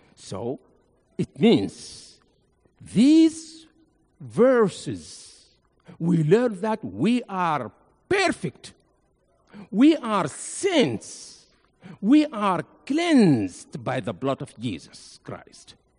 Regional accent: Nuba Mountains, South Kordofan, Sudan; also born or lived in Egypt; now in Memphis, United States; I came from Nuba Mountains in Sudan.

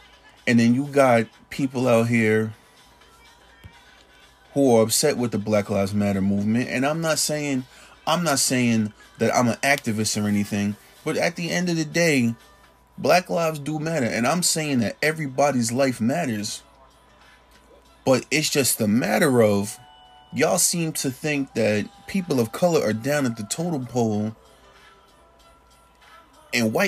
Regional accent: Jersey City, New Jersey, United States; I grew up in Jersey City, New Jersey.

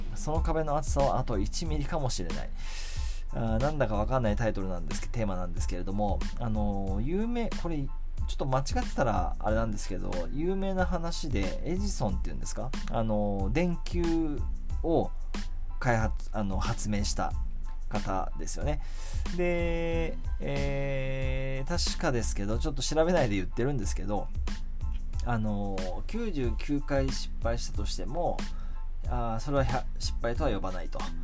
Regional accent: Kamakura, Kanagawa, Japan; 地元鎌倉で生まれ育ってるんですけども

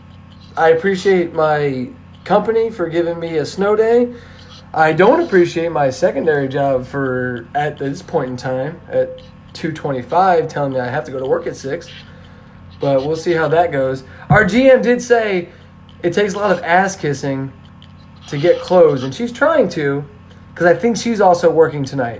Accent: New Jersey, United States; also born or lived in Red Bank, New Jersey; now in Corpus Christi, United States; I grew up in New Jersey

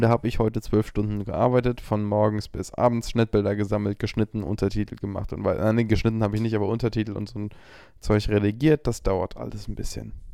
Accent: Frankfurt, Hesse, Germany; in meiner Heimat Frankfurt studiere

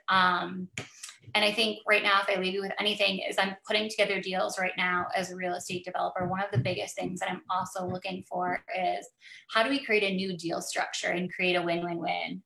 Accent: Bay City, Michigan, United States; now in Midland, United States; Bay City is my hometown. I graduated from Essexville Garber. I grew up in Bay City.

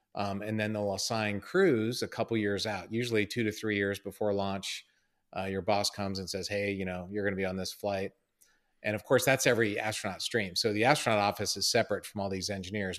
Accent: Columbia, Maryland, United States; I'm from Maryland, from Columbia, Maryland

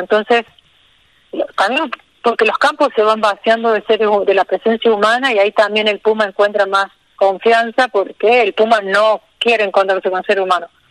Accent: Río Tercero, Córdoba, Argentina; moved away as an adult; now in Villa Rumipal, Argentina; Yo soy de Río Tercero, que es una ciudad al sur de Córdoba. Sí, sí. Y bueno, ahí hice la secundaria, está mi familia

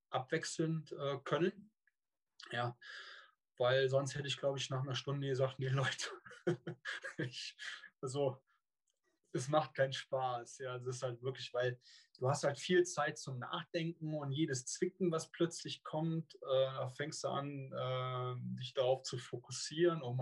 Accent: Cologne, North Rhine-Westphalia, Germany; hört, bin ich eine Kölsche Jung. Ja, und äh, also komme gebürtig aus dem Rheinland.

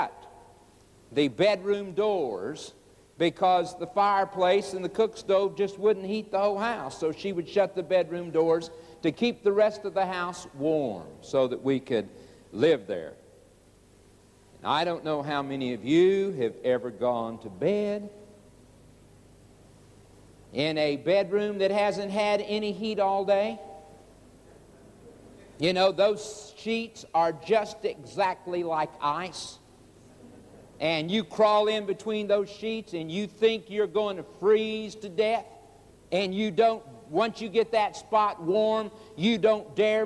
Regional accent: Oklahoma, United States; also born or lived in Chicago, Illinois; As a boy of 9 years old, we moved from Chicago, Illinois, to Oklahoma. Moved out on the farm

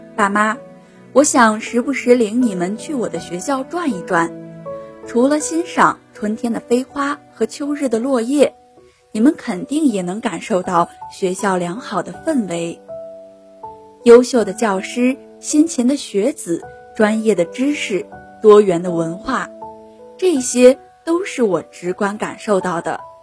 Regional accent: Shijiazhuang, Hebei, China; moved away as an adult; now in Nanjing, China; 来自河北石家庄，我在南京大学，距离我的家乡八百六十六公里

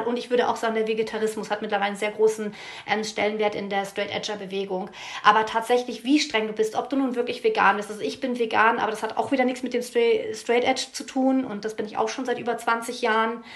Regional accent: East Frisia, Lower Saxony, Germany; ich komme aus Friesland

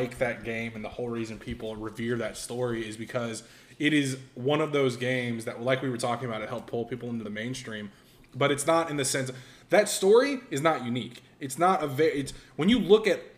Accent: Cumming, Georgia, United States; born or raised there; also born or lived in LaGrange, Georgia

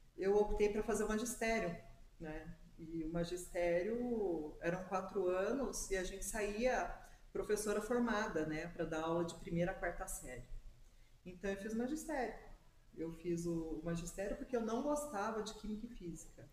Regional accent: Serra Negra, São Paulo, Brazil; moved away; Eu sou natural da cidade de Serra Negra

